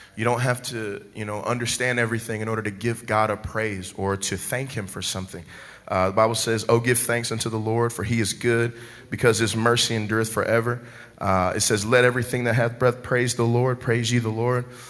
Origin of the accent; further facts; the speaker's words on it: Dallas, Texas, United States; moved away; I'm originally from Dallas, Texas.